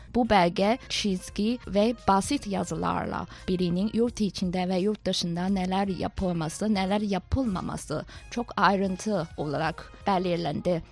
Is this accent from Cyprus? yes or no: no; China; 5000 yıllık tarihe ve zengin kültüre sahip olan Çin'de bir vatandaş olarak